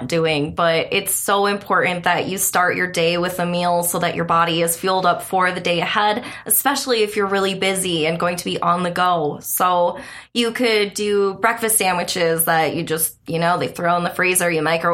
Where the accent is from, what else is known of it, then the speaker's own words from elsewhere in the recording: the Keweenaw, Upper Michigan, United States; moved away as an adult; also born or lived in Chicago; I lived in Chicago, and I'm from Upper Michigan, like way in the Keweenaw.